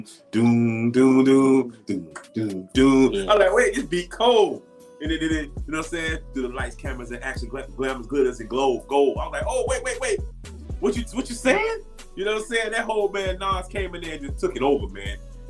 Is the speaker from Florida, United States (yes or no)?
yes; Miami, Florida, United States; moved away; growing up in Miami